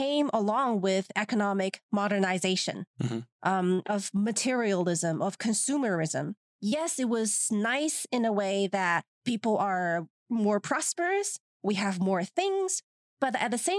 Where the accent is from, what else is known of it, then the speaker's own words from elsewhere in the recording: China; Like my generation, growing up in China